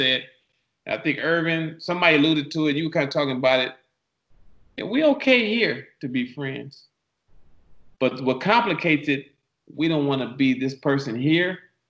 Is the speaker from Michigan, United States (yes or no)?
yes; Detroit, Michigan, United States; now in California, United States; I came from Detroit. And coming to LA was a real, coming to California was a real culture shock because my dad had just remarried, not remarried, he had just got married and he moved to the Valley.